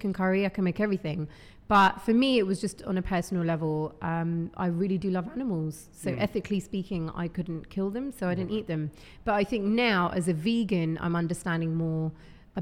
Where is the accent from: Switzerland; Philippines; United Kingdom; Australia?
United Kingdom; Hounslow, London; I'm from West London. I'm from Hounslow.